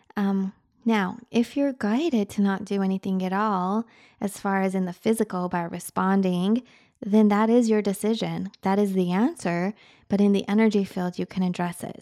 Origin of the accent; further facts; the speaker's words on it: Utah, United States; moved away; also born or lived in Michigan; I grew up in Utah